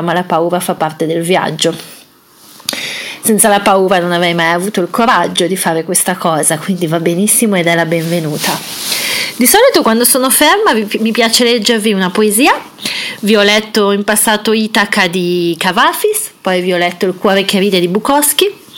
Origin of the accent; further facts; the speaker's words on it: Italy; l'Italia, che è il mio paese